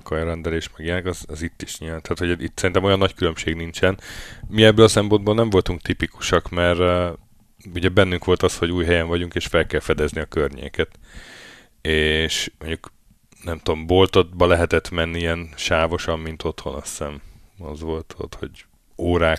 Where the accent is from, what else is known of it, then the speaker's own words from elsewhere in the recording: Hungary; moved away as an adult; now in Norway; Mi szerencsére EU-ból jöttünk